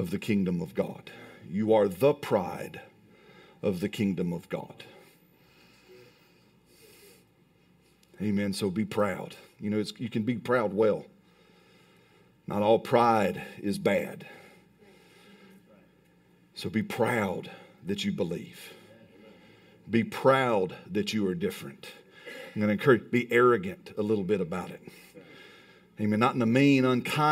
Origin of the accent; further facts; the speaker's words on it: Alabama, United States; I'm from Alabama